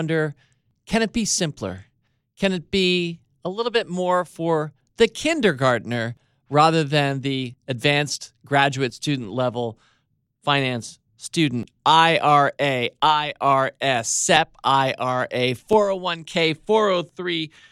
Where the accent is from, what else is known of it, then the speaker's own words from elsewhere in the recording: Washington, District of Columbia, United States; We grew up in Georgetown